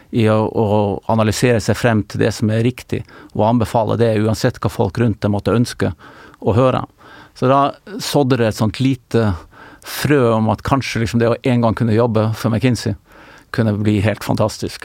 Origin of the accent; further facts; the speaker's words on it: Tromsø, Troms, Norway; moved away as an adult; also born or lived in Oslo; da jeg vokste opp i Tromsø